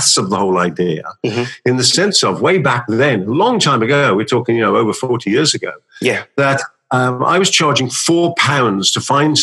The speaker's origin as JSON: {"language": "English", "town": "Birmingham", "region": "West Midlands", "country": "United Kingdom", "tie": "born or raised there", "said": "I was born in Birmingham and having left school, worked in the bank"}